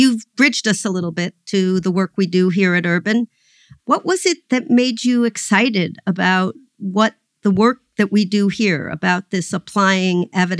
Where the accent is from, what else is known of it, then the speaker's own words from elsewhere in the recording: New York City, New York, United States; So I grew up in New York City on the Upper West Side in a middle-income housing project that was built to be an integrated community.